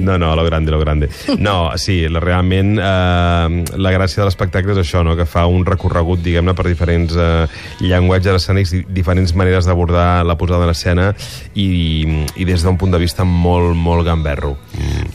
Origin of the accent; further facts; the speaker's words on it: Barcelona, Catalonia, Spain; molts barcelonins